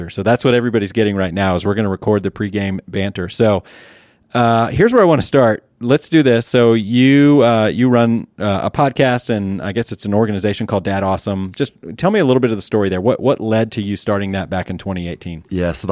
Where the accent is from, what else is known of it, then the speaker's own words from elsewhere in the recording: Eagle River, Wisconsin, United States; Yeah, so northern Wisconsin, little town called Eagle River.